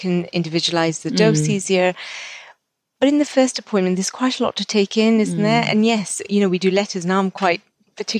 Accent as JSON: {"language": "English", "country": "Kenya", "tie": "born or raised there", "moved": "yes", "lives_now": "United Kingdom", "said": "I grew up in Africa, and our family home is still in Kenya"}